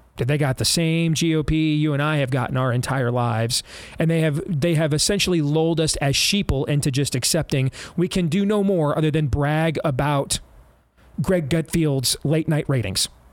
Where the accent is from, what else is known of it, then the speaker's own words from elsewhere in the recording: Michigan, United States; I grew up in Michigan